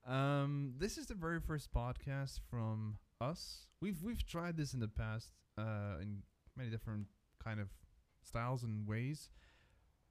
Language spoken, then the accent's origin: English; South Africa; now in Switzerland; I'm from South Africa originally, but I've been living in Switzerland since 2001